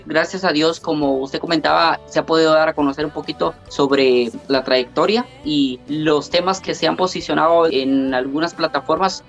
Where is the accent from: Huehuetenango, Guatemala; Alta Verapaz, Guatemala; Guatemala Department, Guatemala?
Alta Verapaz, Guatemala; Santa Cruz Verapaz; soy originario de Santa Cruz Varías